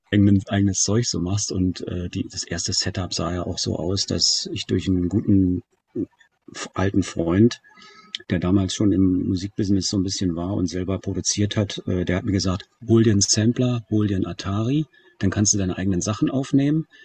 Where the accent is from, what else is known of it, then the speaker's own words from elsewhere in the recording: Germany; als Deutscher